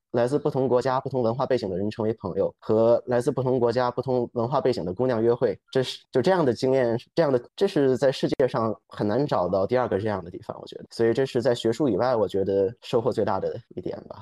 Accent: Beijing, China; also born or lived in New York; 我现在所在的城市是北京，我从小也在北京出生长大。那之前也就是在读研究生的时候，在纽约待了差不多两年的时间

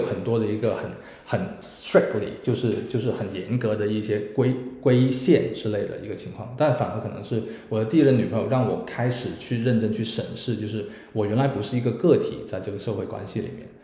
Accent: Guangzhou, Guangdong, China; 作为一个广州人来说的话

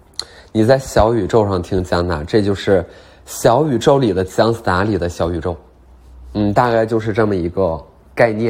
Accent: Beijing, China; 我觉得我就是能在卡布奇诺小区做一个属于咱们北京人的阿那亚

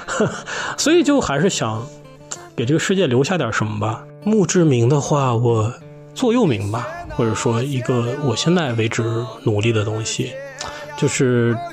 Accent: Lanzhou, Gansu, China; 我的家乡呢是甘肃省兰州市，我的父母都是宁夏人，所以我呢也有很多的亲戚在宁夏

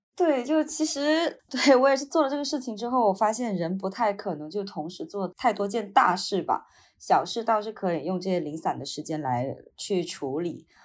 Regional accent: Wenchang, Hainan, China; moved away; 首先它是一个很小的县城，是八线县城了，就是海南文昌嘛。我生活的地方就更小了，只是一个小镇上，然后我的老家是在村子里面的

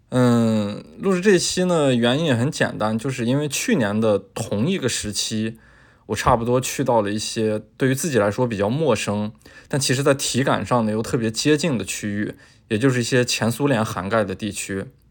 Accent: northern China, China; 作为一个北方人

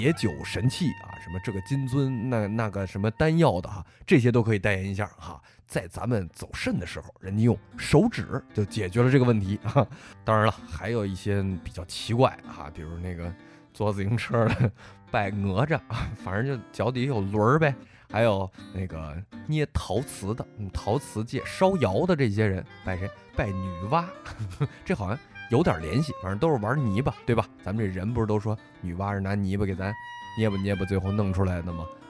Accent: Sichuan, China; 你们徐州人没见过，我们四川人见过啊。

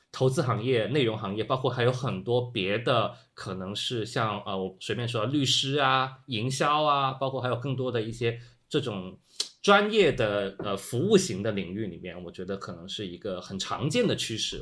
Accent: Guangzhou, Guangdong, China; moved away as an adult; also born or lived in Hong Kong; 因为我是广州人嘛，从广州去香港上学比较近

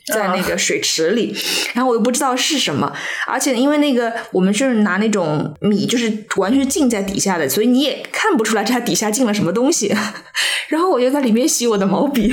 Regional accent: Zhejiang, China; 我虽然也作为浙江人，但是我从来没有听过马子

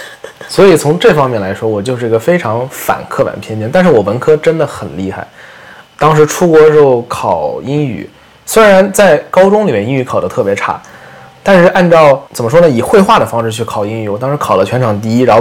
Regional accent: Jiangsu, China; 我高中的时候，我是江苏的嘛，我们那边数学卷子满分是一百六十分，我考过十四分。

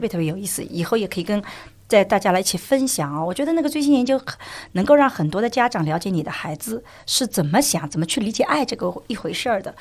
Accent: China; 我们中国人的传统就是要，要自谦嘛

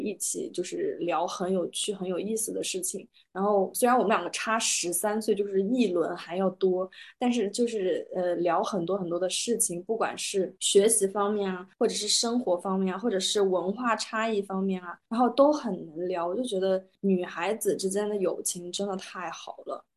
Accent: Kunming, Yunnan, China; now in Rome, Italy; 因为我是在昆明长大嘛

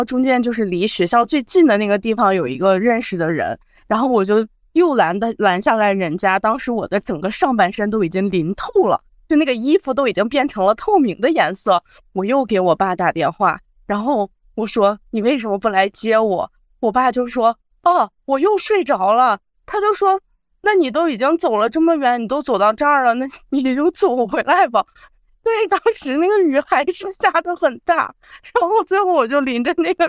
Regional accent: Chongqing, China; 是重庆人。

